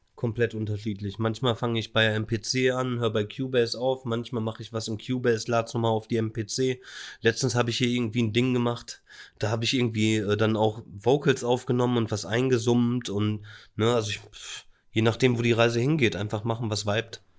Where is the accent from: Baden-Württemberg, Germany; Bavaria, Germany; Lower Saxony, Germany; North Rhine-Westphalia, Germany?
North Rhine-Westphalia, Germany; Bielefeld; born or raised there